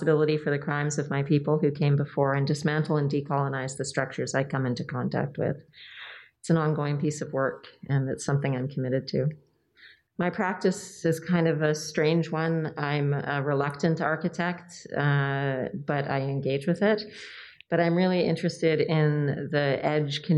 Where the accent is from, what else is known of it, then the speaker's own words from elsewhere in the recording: Toronto, Ontario, Canada; now in West Coast, Canada; I grew up in Toronto, spent half my life there